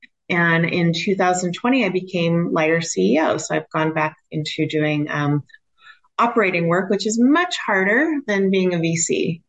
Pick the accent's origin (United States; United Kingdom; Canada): United States; moved away as an adult; now in Australia; I'm actually American. I split my time now between here and Australia.